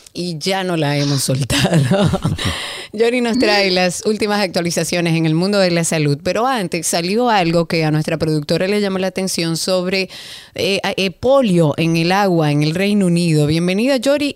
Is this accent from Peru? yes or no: no; Dominican Republic; nuestro país